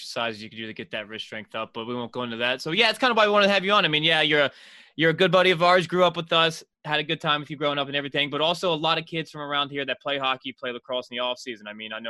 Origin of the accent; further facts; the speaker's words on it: Maryland, United States; we're from Maryland.